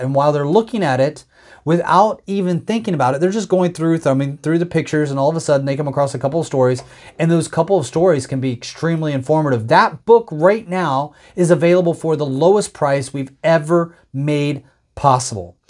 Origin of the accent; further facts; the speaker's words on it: United States; as an American